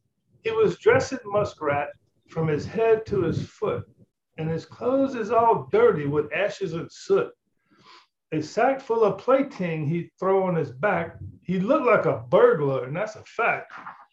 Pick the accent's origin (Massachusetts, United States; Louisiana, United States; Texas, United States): Louisiana, United States; I grew up in South Louisiana. So some people might say I have an accent on occasion.